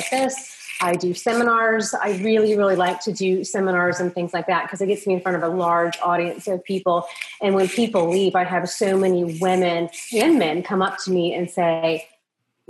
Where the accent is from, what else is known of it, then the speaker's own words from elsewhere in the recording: Midwest, United States; moved away as an adult; also born or lived in Australia; I grew up in the Midwest